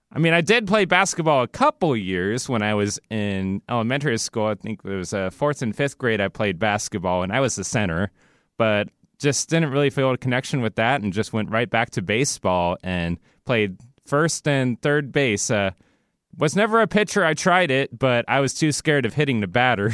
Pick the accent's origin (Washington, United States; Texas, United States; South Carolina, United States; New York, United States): Washington, United States; Seattle; I'm a Pacific Northwest native, born and raised in Seattle, Washington, never moved in my entire life